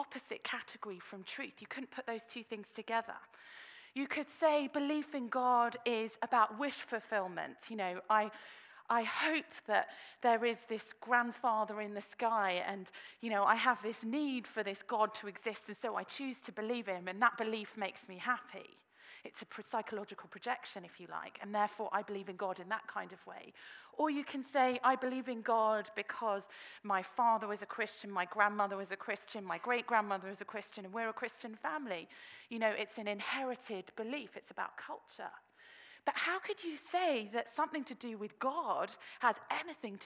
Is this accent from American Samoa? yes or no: no; Australia; now in Oxford, United Kingdom; I was born in Australia.